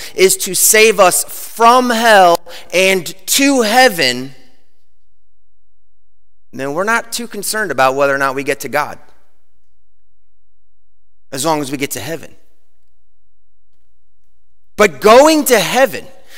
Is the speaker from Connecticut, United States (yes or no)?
no; Chicago, Illinois, United States; I grew up in Chicago